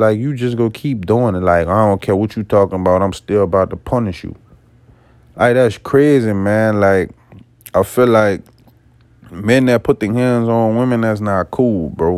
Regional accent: West Bank of New Orleans, Louisiana, United States; I'm not originally from New Orleans. I'm off the West Bank of New Orleans

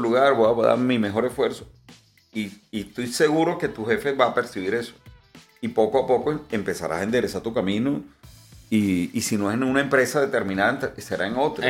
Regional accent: Venezuela; como venezolano

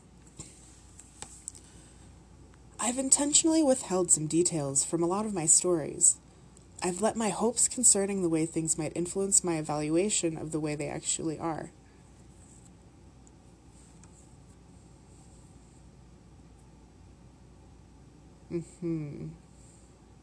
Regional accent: Canada; the Minnesotan accent is basically what people think us Canadians sound like

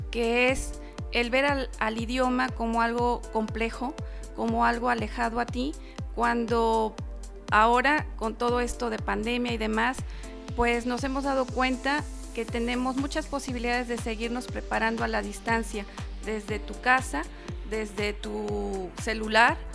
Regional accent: Cuetzalan, Puebla, Mexico; now in Zacapoaxtla, Mexico; Yo soy originaria de Cuetzala.

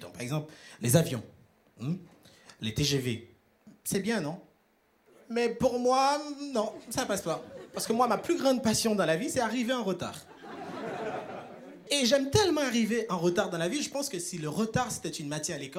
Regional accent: Haiti; Moi, je viens d'Haïti, à ne pas confondre avec Tahiti.

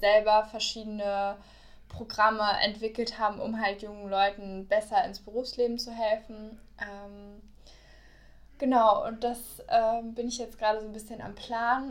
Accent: Berlin, Germany; also born or lived in Bayreuth; now in Cologne, Germany; ich komme ja aus Berlin

